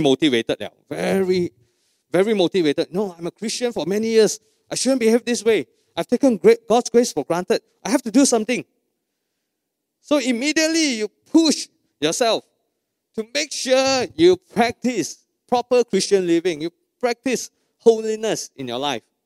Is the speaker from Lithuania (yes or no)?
no; Malaysia; We are true Malaysian